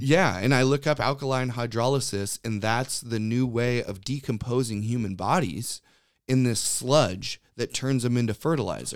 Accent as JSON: {"language": "English", "region": "Western Washington", "country": "United States", "also_born_or_lived": "Norway (ancestry)", "said": "my family has been in this area"}